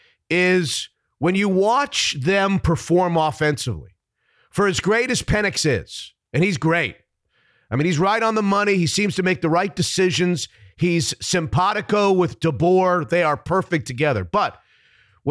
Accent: Florida, United States; moved away as an adult; also born or lived in Syracuse; now in Seattle, United States; I grew up in Florida.

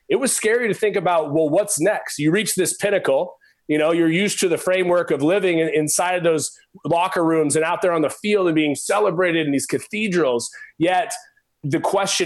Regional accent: Oregon, United States; I was a skinny pencil neck kid growing up in Oregon

